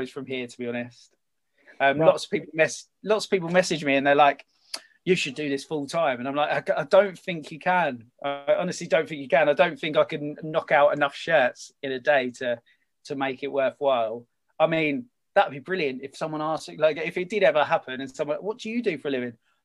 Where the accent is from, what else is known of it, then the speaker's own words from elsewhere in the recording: Kent, South East England, United Kingdom; I'm from Kent, born and bred.